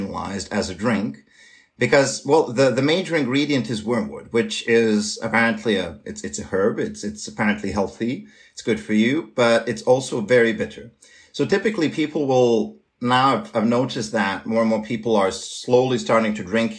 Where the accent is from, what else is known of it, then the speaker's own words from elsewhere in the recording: Serbia; moved away as an adult; now in Switzerland; I'm studying and working and living currently in Switzerland, but I come from Serbia.